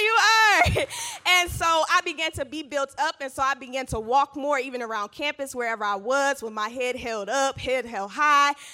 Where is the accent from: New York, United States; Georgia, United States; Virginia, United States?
Georgia, United States; I grew up in Georgia with both of my parents in household